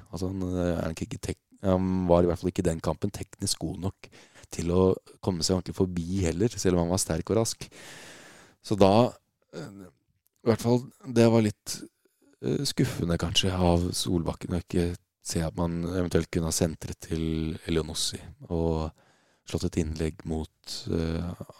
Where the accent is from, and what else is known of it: Norway